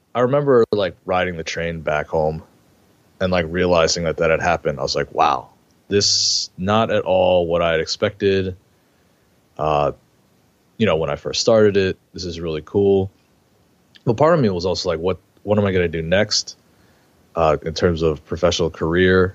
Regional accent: New York, United States; I grew up in New York

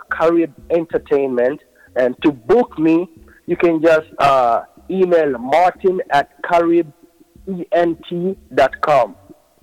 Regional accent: Kansas City, Missouri, United States; also born or lived in Sudan; I'm from Kansas City

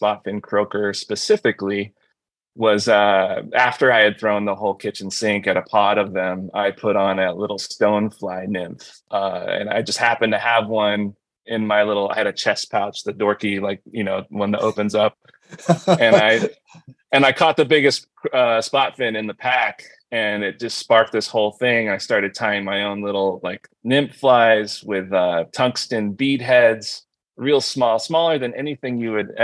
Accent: California, United States; now in Michigan, United States; I'm a transplant from California, born and raised, grew up in Cali

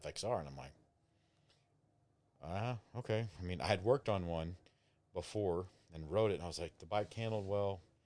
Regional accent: Abilene, Texas, United States; I'm from Abilene

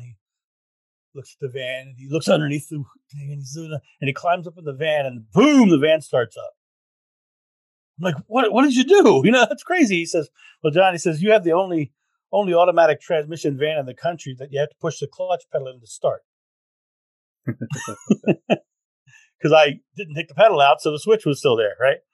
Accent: United States; I'm American

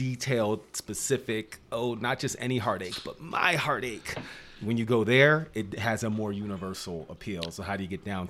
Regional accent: New Jersey, United States; moved away; also born or lived in New Mexico; the homes I grew up in New Jersey

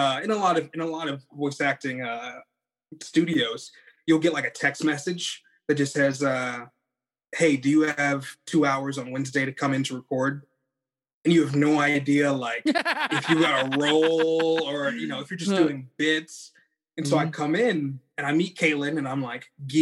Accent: California, United States; moved away as an adult; also born or lived in Dallas, Texas; I'm from California

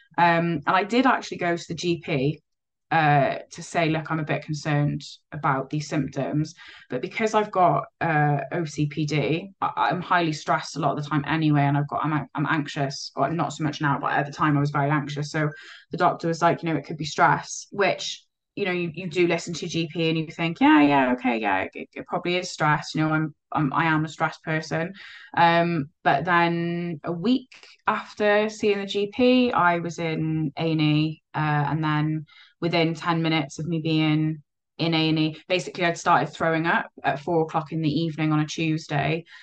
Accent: Cardiff, Wales, United Kingdom; also born or lived in Llanishen / Abercynon; now in Merthyr Tydfil, United Kingdom; I was a uh, Cardiff born and bred. Uh, living, I grew up in Splot

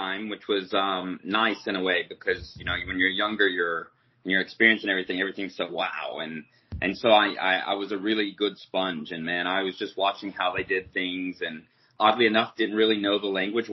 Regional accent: United States; as an American

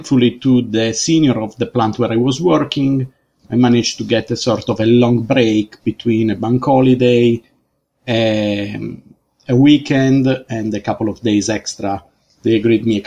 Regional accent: Sardinia, Italy; moved away as an adult; now in United Kingdom; I'm from Sardinia in Italy.

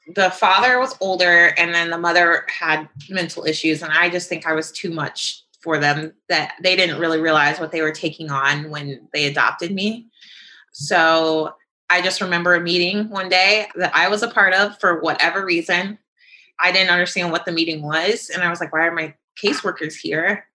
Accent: St. Louis, Missouri, United States; also born or lived in Atlanta; I was born and raised in St. Louis. I did do a brief stint in Atlanta

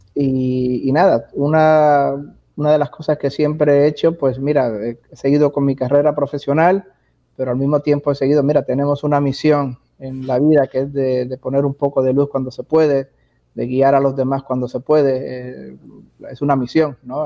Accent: Puerto Rico; moved away; also born or lived in Miami / Germany / Texas; nací, me crié en Puerto Rico muchos años, entre Puerto Rico y Miami

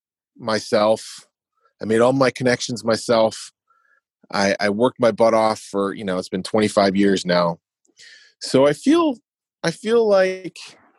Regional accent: Wisconsin, United States; moved away; also born or lived in New York; I'm from Wisconsin and I grew up in the Midwest drinking beer

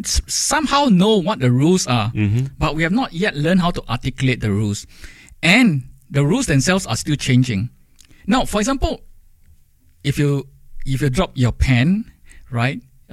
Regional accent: Singapore

